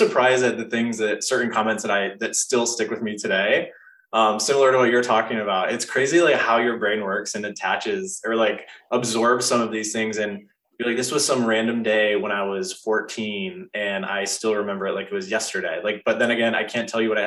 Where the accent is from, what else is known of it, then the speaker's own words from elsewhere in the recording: Midwest, United States; moved away; also born or lived in Austin, Texas; I grew up in like Midwest suburbia